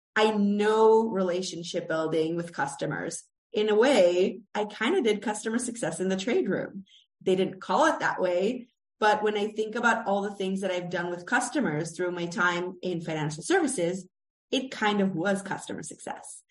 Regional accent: Israel; moved away as an adult; also born or lived in United States; I am Israeli American

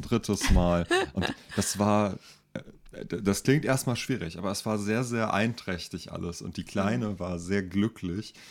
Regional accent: Rüsselsheim, Hesse, Germany; now in Mainz, Germany; ich bin ja in Rüsselsheim zur Schule gegangen

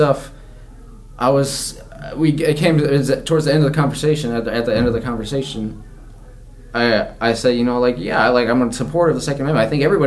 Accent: Colorado, United States; moved away; also born or lived in California; I grew up in Colorado

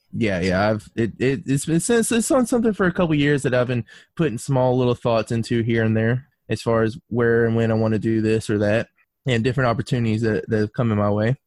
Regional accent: North Carolina, United States; moved away as an adult; now in Alabama, United States; I was born and raised in North Carolina

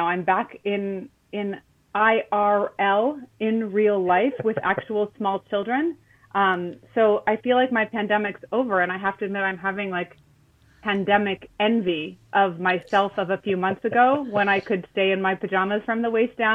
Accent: Southern California, United States; when I was growing up in Southern California

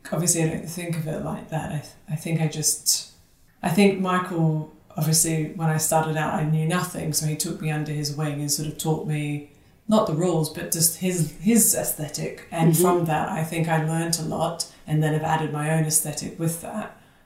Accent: Sydney, New South Wales, Australia; So I'm originally from Sydney, Australia. I think I've lost my accent, but I'd like to think it sometimes appears.

